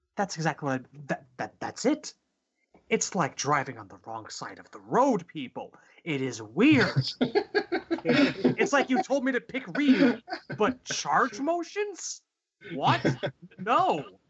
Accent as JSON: {"language": "English", "country": "Canada", "said": "as a Canadian"}